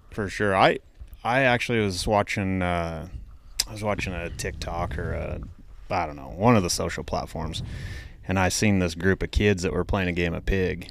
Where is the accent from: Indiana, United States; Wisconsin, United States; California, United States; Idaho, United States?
Idaho, United States; I'm from Idaho